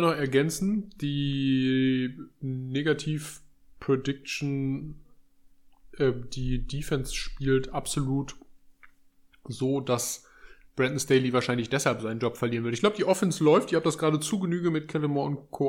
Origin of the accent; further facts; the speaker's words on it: Germany; als Deutsche